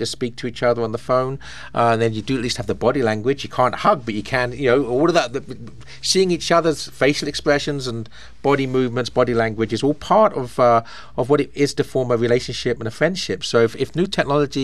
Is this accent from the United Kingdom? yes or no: yes; England, United Kingdom; now in United States; I come from England, a little tiny country that's the same size as North Carolina in terms of area